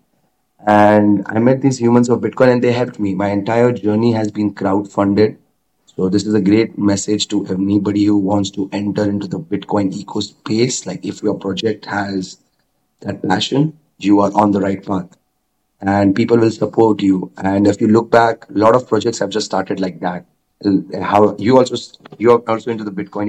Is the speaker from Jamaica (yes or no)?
no; India; I'm from India